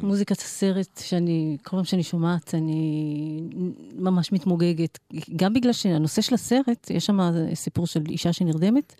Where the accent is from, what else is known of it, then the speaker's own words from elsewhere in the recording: Israel; אני נולדתי בארץ